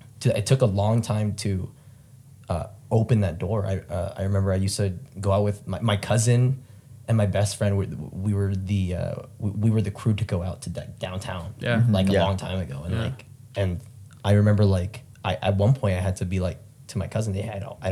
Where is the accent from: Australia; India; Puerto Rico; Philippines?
Philippines; Like my family's huge. I'm Filipino, so it's like just like a huge family.